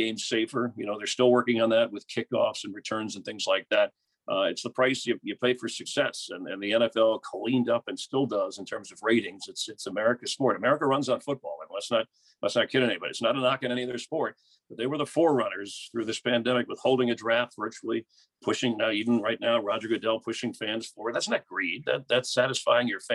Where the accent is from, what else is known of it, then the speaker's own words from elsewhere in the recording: South Florida, United States; now in Los Angeles, United States; growing up in South Florida, WGN-TV, we didn't have a lot of options for baseball